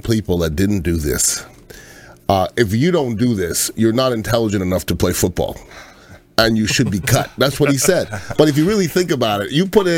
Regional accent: Montreal, Quebec, Canada; now in Florida, United States; I'm from Montreal, Canada. Okay, so that's a long way north. I'm gonna tell you, I never had air conditioning in my house or my car

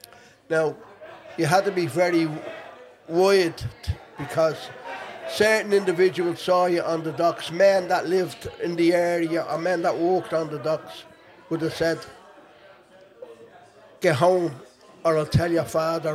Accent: Dublin, Leinster, Ireland; I was born in Monto. Lived in a tenement house in Monto. And then we moved when the flats opened in the north wall in Sheriff Street.

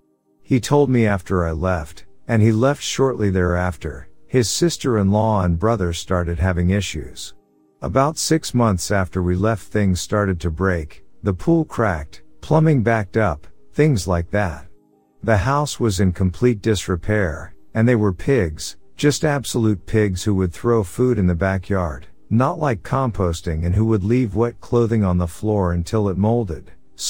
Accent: New Jersey, United States; I grew up in New Jersey.

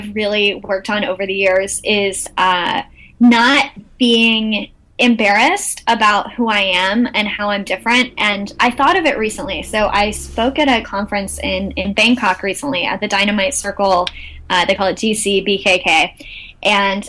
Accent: Texas, United States; moved away as an adult; also born or lived in London; I'm from Texas

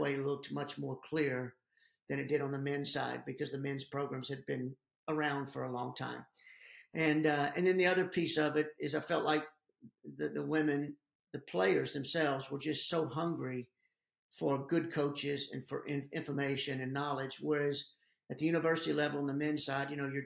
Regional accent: Irving, Texas, United States; my hometown of Irving, Texas

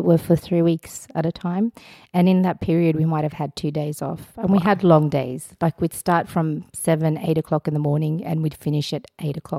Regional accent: Australia; also born or lived in Afghanistan; I was born in Afghanistan, but I associate more with Australia than I do with Afghanistan

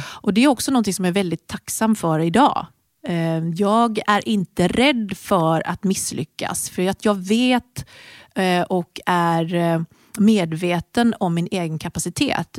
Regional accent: Sweden; moved away as an adult; also born or lived in United Kingdom; flyttade då till honom i Storbritannien. Och där började jag jobba med träning för att jag tyckte att träningsmöjligheterna där var inte lika bra som de var hemma i Sverige

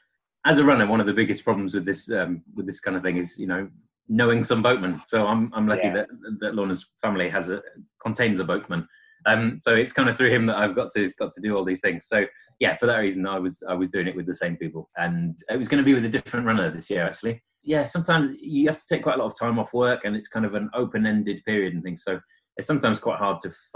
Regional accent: edge of the North York Moors, North East England, United Kingdom; moved away as an adult; now in Sheffield, United Kingdom; I was born in Northeast, kind of on edge of the Northwood Moors

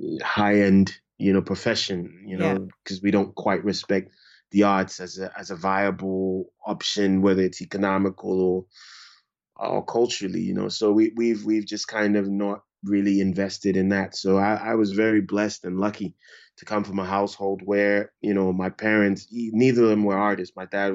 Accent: Ghana; moved away; also born or lived in Brooklyn, United States; To be a visual artist. Fortunately, you know, because all of these things really depend on your household, you know. I was fortunate. I grew up

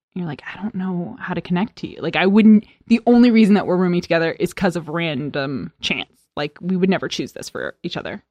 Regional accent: East Coast, United States; also born or lived in Arizona; I'm from the East Coast

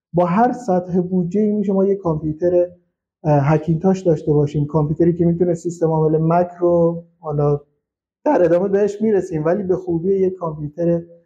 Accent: Shush, Khuzestan, Iran; من اهل خوزستانم شهرستان شوش

